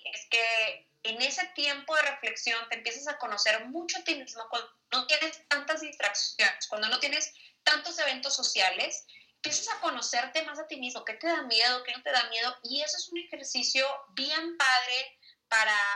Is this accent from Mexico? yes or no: yes; Monterrey, Nuevo León, Mexico; moved away as an adult; now in Bogotá, Colombia; tú sabes cómo somos los regios